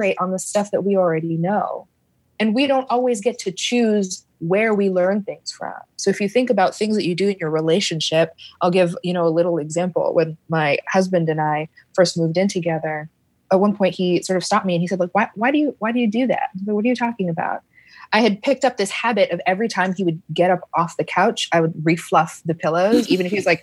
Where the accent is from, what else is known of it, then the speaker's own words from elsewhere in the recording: Canada; now in United States; I am an immigrant to the States. My parents are Caribbean immigrants to Canada. I'm Canadian.